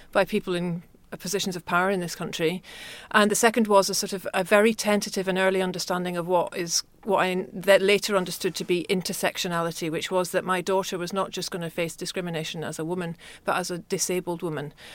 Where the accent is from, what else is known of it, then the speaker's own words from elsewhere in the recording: Glasgow, Scotland, United Kingdom; I was growing up in Glasgow